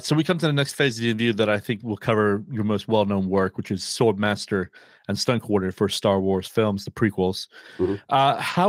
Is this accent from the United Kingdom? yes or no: yes; United Kingdom; I remember when I was a kid living, you know, growing up in Great Britain